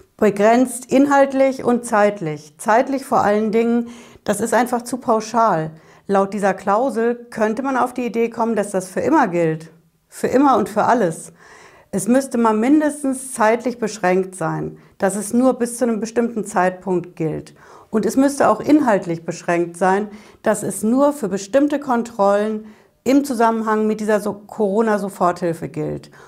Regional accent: Hesse, Germany; Bei uns in Hessen

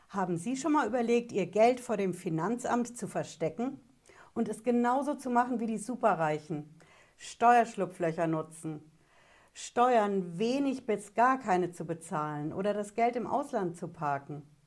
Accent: Germany; bei uns in Deutschland

